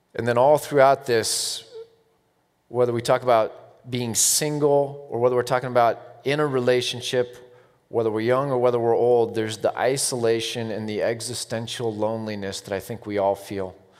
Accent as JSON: {"language": "English", "country": "United States", "said": "I'm American"}